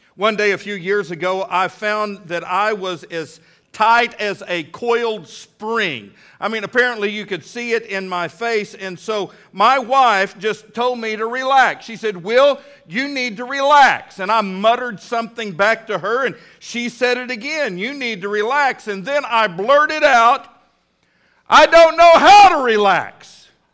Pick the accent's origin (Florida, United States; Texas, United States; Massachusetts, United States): Texas, United States; Midland; now in Fort Smith, United States; a little boy growing up in Midland, Texas